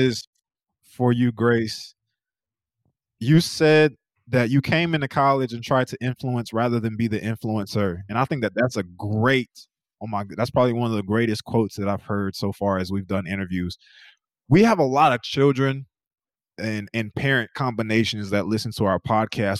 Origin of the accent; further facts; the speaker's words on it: North Carolina, United States; now in Oklahoma, United States; I'm from North Carolina.